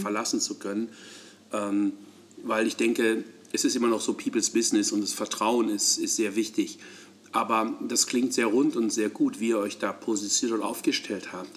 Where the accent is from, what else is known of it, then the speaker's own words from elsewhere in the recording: Hamburg, Germany; als Hamburger